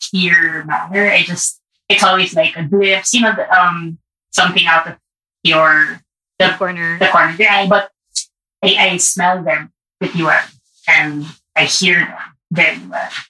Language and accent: English; Baguio, Cordillera Administrative Region, Philippines; also born or lived in Parañaque; now in Manila, Philippines; I grew up in Baguio, but I live in Manila with my partner, and we have a place in Paranaque.